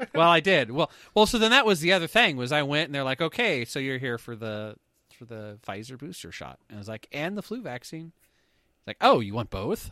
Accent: Canada; we're Canadian

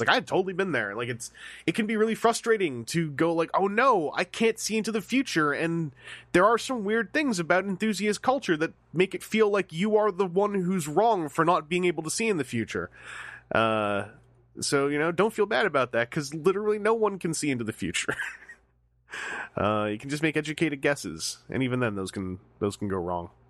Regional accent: Canada; I'm Canadian.

